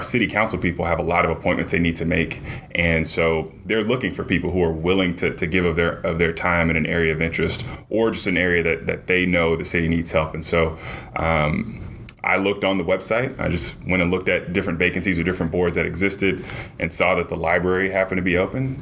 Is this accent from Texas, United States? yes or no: yes; Arlington, Texas, United States; now in Dallas, United States; I grew up in Arlington, Texas